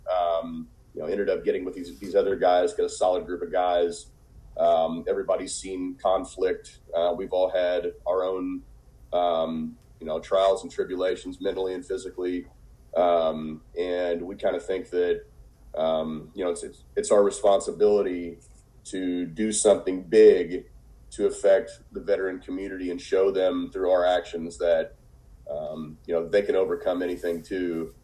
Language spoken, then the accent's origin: English; Evansville, Indiana, United States; I'm originally from Evansville, Indiana